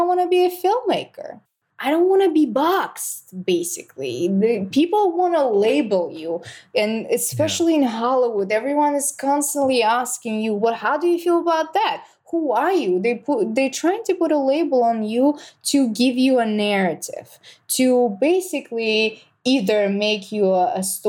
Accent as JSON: {"language": "English", "country": "Russia", "moved": "yes", "said": "I'm from Russia"}